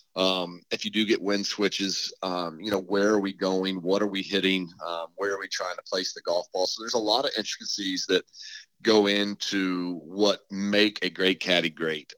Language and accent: English; St. Augustine, Florida, United States; I was from St. Augustine, Ponte Vedra